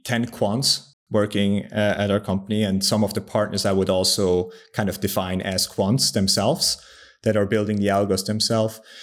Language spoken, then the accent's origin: English; Switzerland; I'm also from Switzerland